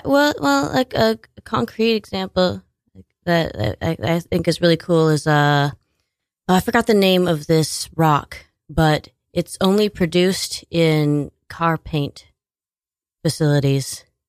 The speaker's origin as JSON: {"language": "English", "region": "Washington", "country": "United States", "tie": "born or raised there", "also_born_or_lived": "New York", "moved": "as an adult", "lives_now": "Staten Island, United States", "said": "I was born in Washington State"}